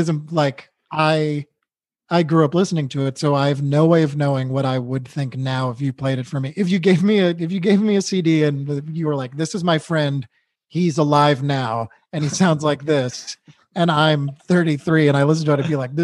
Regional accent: New England, United States; I grew up in New England

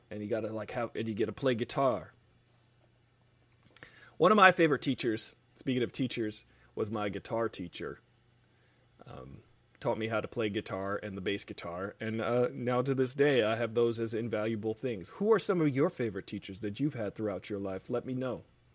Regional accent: United States; I'm American.

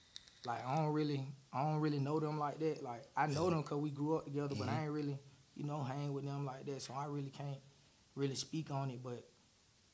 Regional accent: Atlanta, Georgia, United States; I'm from the city

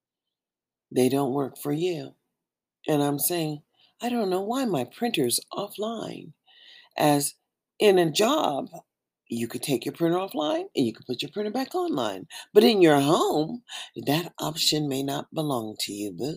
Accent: United States; that is where we live, in America

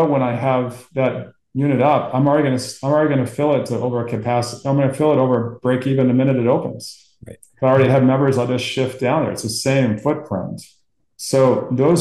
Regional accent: Portland, Maine, United States; I grew up in Portland, Maine

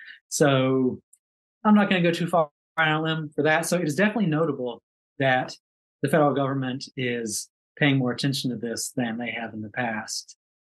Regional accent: Kentucky, United States; I grew up in Kentucky

